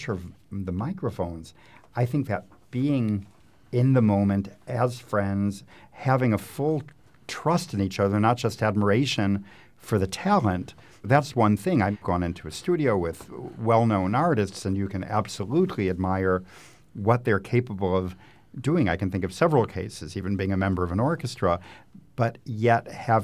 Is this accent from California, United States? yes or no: no; Chicago, Illinois, United States; moved away as an adult; also born or lived in Europe; growing up in Chicago, I'm a bit older than Rachel